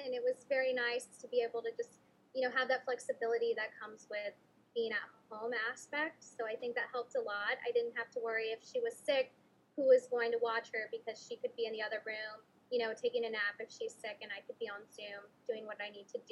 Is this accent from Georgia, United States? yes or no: no; San Antonio, Texas, United States; here in my hometown